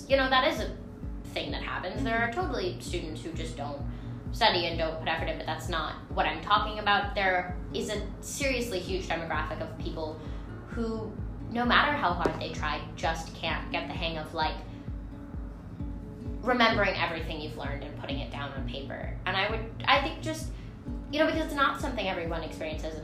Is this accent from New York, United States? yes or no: yes; New York, United States; I'm 14. I'm from New York.